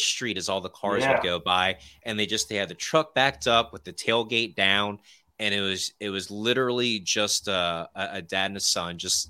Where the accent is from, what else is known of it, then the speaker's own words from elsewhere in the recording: Virginia, United States; moved away; also born or lived in Florida; I'm from Virginia